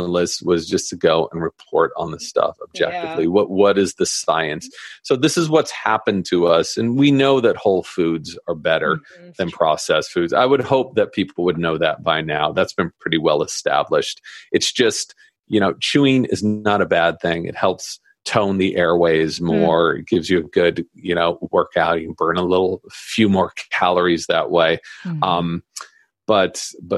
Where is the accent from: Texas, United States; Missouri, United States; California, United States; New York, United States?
California, United States; Southern; growing up in Southern California